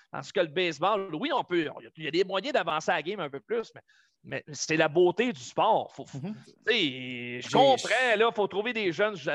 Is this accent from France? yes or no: no; Victoriaville, Quebec, Canada; moved away as an adult; on est originaire de Victo. Beaucoup plus de gens de Victo allaient voir les Nordiques que le Canadien à l'époque. On est, on est plus du côté de Québec que de Montréal.